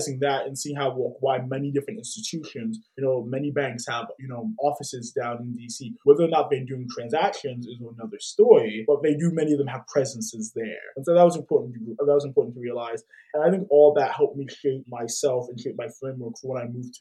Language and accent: English; London, United Kingdom; moved away; also born or lived in Washington, D.C.; for most of my life, I was raised in a city. I was raised in London.